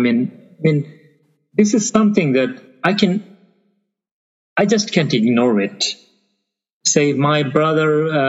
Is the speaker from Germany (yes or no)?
no; Chittagong, Chittagong Division, Bangladesh; first language Bengali; English is a second language; moved away as an adult; now in Japan; Okay, I studied until my high school days in Chittagong, my hometown. That was totally in Bengali.